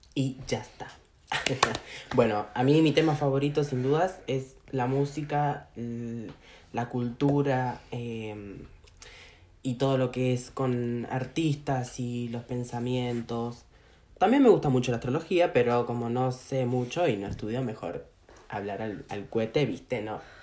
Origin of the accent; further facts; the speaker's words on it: Argentina; also born or lived in Brazil; yo como la puta madre soy argentino